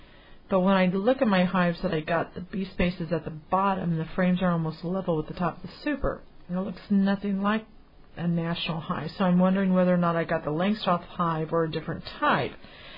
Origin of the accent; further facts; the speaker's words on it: Canada; But me being Canadian, it's not that easy to do.